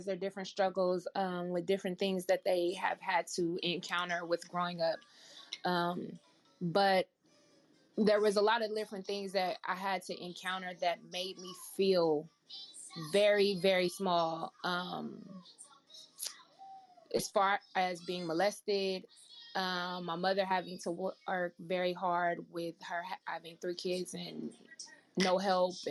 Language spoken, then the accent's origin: English; Oakland, California, United States; growing up in Oakland